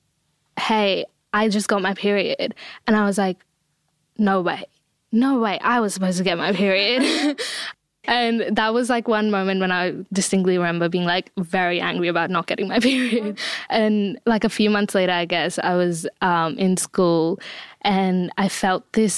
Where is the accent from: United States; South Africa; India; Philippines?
India; I grew up in India and period still is like such a taboo conversation